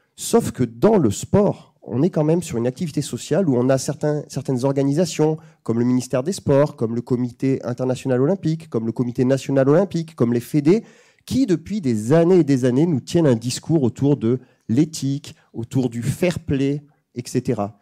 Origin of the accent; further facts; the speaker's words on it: Bayonne, Nouvelle-Aquitaine, France; je viens de Bayonne